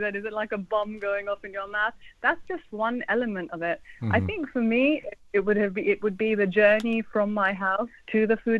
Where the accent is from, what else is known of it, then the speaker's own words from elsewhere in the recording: Pakistan; But being Pakistani myself, obviously my affinity is more towards my own food